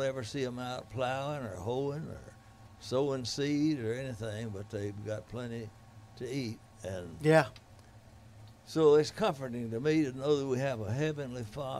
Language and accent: English; North Louisiana, United States; I was from North Louisiana.